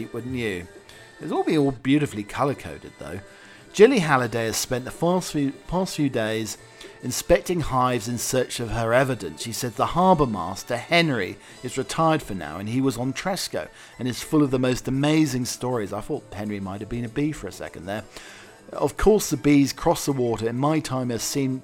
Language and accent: English; East Anglia, East of England, United Kingdom; I'm from East Anglia